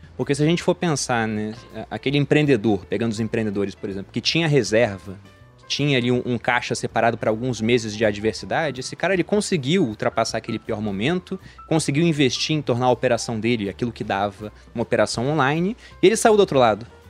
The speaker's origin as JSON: {"language": "Portuguese", "region": "Rio de Janeiro", "country": "Brazil", "also_born_or_lived": "Jundiaí", "moved": "as an adult", "said": "eu sou do Rio de Janeiro"}